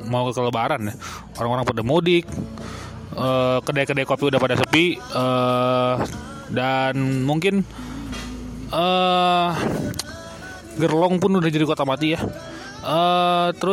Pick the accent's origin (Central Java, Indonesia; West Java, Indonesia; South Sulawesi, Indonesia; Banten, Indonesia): West Java, Indonesia; Bandung; Oh, saya kan warga Bandung, dan saya dan Hanif kan warga Bandung gitu ya.